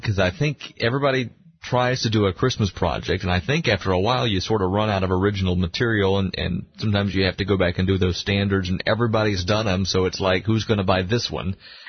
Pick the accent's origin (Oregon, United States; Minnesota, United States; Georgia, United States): Georgia, United States; moved away; I grew up in Georgia.